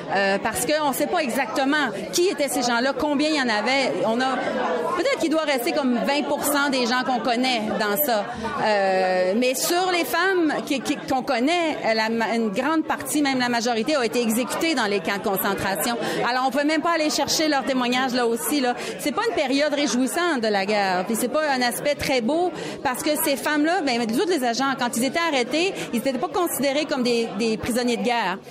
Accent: Quebec, Canada; accent: Québécois; notre accent québécois

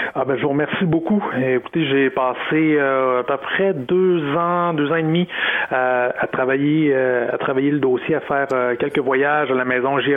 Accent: Sainte-Marie, Quebec, Canada; j'ai grandi à Sainte-Marie

